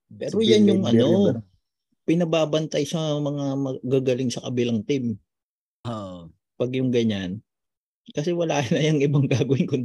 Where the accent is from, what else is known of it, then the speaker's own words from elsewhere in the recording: Manila, Metro Manila, Philippines; taga Tondo kami.